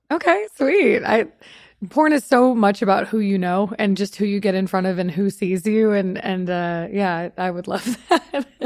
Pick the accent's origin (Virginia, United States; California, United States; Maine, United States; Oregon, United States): California, United States; Long Beach; moved away as an adult; also born or lived in Austin, Texas / Las Vegas; now in Los Angeles, United States; I grew up in in Long Beach, California